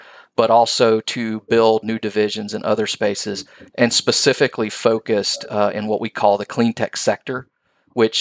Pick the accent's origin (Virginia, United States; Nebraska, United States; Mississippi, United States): Mississippi, United States; Mississippi Gulf Coast, United States; I grew up on the Mississippi Gulf Coast